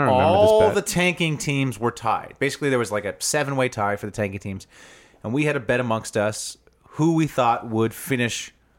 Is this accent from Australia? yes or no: no; Huntington Beach, California, United States; Huntington Beach, my hometown.